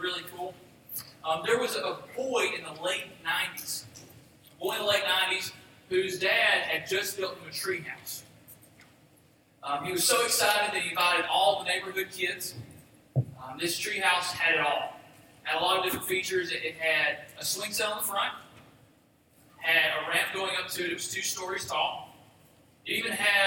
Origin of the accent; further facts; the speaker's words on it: Boaz, Alabama, United States; now in Gold Springs, United States; I'm from Boaz, Alabama, originally. I live in Gold Springs now.